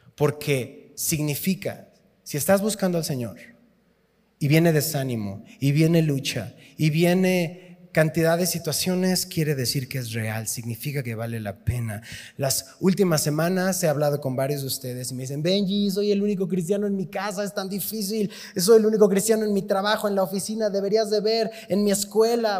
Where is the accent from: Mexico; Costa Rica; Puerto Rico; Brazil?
Mexico; Tizapán de Zaragoza; soy de Tizapán de Zaragoza